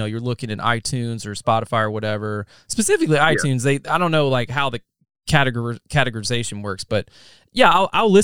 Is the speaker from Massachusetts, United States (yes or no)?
no; Central North Carolina, United States; I'm from Central North Carolina. That was where I was raised.